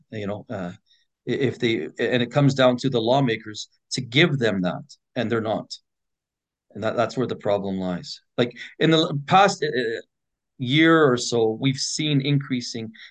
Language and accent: English; Edmonton, Alberta, Canada; it was much safer back in my day growing up in Edmonton